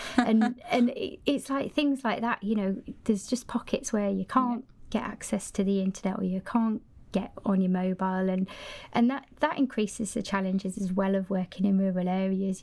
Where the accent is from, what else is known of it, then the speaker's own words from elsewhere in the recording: Cumbria, North West England, United Kingdom; moved away as an adult; now in Sweden; originally I'm from Cumbria, up in the north of the country